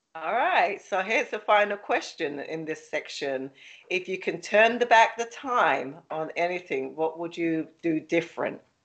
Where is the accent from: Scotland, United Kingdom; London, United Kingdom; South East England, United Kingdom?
London, United Kingdom; accent: London; now in Philadelphia, United States; My accent is from London, but I live in the, um, Philly